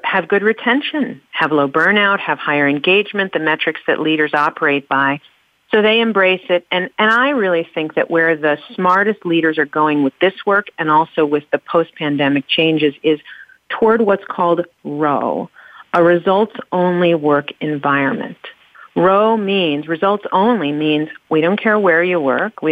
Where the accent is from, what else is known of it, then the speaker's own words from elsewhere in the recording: New York City, New York, United States; I grew up in New York City